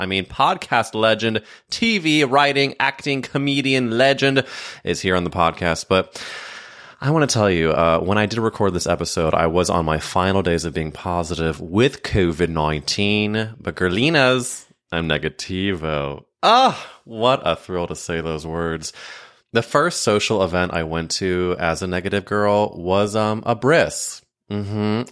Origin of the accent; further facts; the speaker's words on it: St. Louis, Missouri, United States; I grew up in St. Louis, Missouri